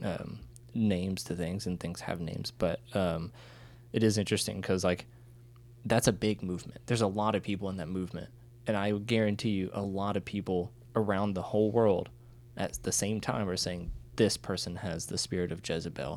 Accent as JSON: {"language": "English", "country": "United States", "said": "being an American who did not speak Ukrainian"}